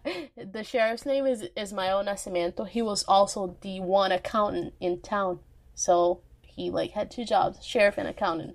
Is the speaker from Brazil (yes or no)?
yes; Minas Gerais, Brazil; my home state, Minas Gerais, aka Texas of Brazil.